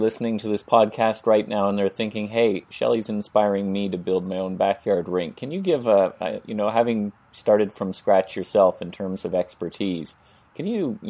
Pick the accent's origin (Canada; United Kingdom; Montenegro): Canada; as a Canadian or someone who grew up in a winter climate.